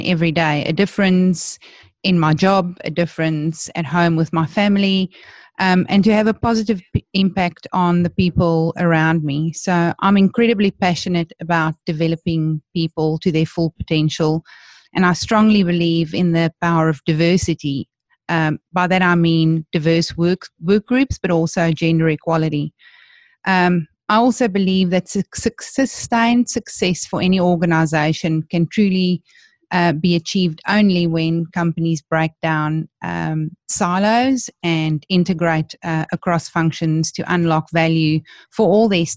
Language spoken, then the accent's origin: English; Johannesburg, Gauteng, South Africa; I was born and bred in South Africa. So I come from Johannesburg, where I went to school